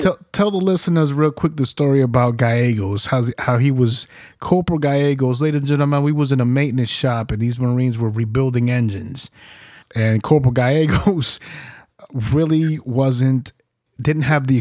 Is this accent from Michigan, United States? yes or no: no; New York, United States; I came from New York.